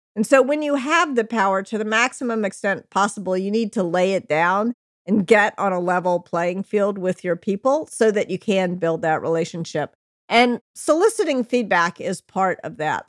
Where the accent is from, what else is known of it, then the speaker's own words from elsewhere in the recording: Memphis, Tennessee, United States; also born or lived in New York; now in California, United States; fly home to Memphis, be with your family